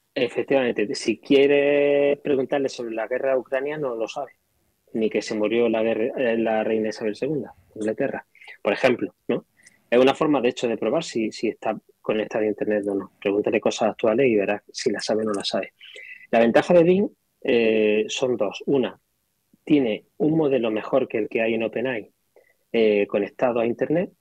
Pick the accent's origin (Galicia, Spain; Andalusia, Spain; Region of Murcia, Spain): Andalusia, Spain; Granada; Yo soy de Granada